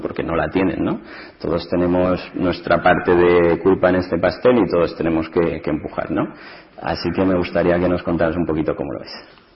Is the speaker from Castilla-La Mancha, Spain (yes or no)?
yes; Ciudad Real, Castilla-La Mancha, Spain; yo nací en Ciudad Real en el año 75